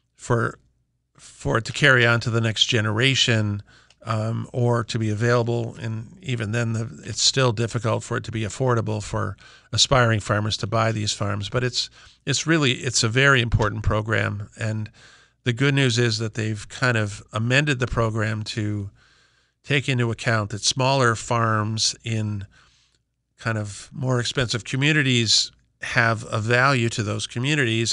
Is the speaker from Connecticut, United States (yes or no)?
yes; Simsbury, Connecticut, United States; I'm from Talbot Farm in West Simsbury. We are, we are, we have been in continuous family operation since seventeen sixty-eight